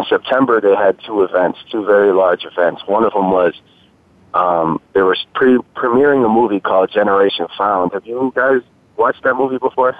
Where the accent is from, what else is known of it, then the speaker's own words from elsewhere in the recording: Sandusky, Ohio, United States; I'm a rapper from Northeast Ohio, Northern Ohio, Sandusky area